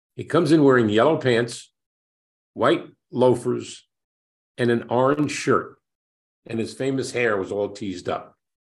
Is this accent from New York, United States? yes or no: yes; New York City, New York, United States; it's my hometown